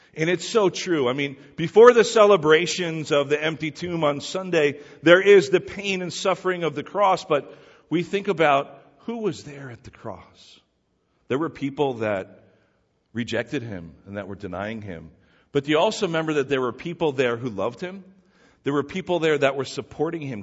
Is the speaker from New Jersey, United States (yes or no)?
yes; New Jersey, United States; we're all people from New Jersey